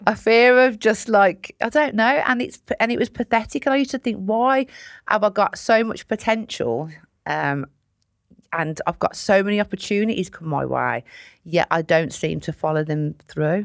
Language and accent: English; Sutton Coldfield, West Midlands, United Kingdom; I grew up in a place called Sutton Coalfield, which is a nice part of Birmingham